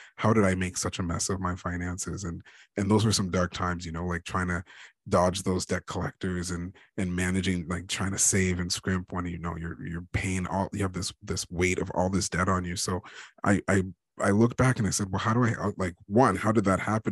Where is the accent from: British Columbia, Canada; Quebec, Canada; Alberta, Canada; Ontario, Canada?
Ontario, Canada; I'm Canadian. I was born and raised in uh, in Ontario, uh, Ontario, Canada.